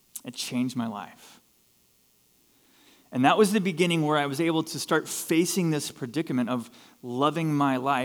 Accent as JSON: {"language": "English", "region": "Southern California", "country": "United States", "tie": "born or raised there", "said": "Here's this kid growing up in SoCal."}